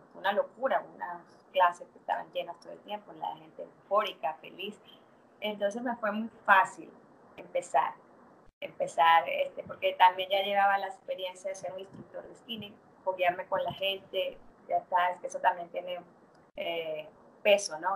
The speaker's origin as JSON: {"language": "Spanish", "country": "Venezuela", "also_born_or_lived": "Mexico / Canada", "moved": "as an adult", "lives_now": "Santo Domingo, Dominican Republic", "said": "soy venezolana, pero me mudé a México en el 2000"}